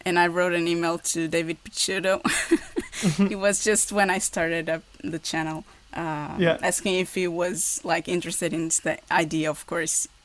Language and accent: English; Portugal; English is a second language; also born or lived in Porto; here in Porto. That's where I live. I'm from Portugal.